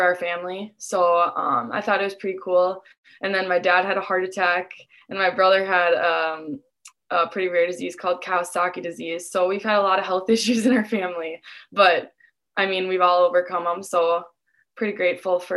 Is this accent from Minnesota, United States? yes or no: yes; Dilworth, Minnesota, United States; I'm from Dilworth, so it's about 5 minutes away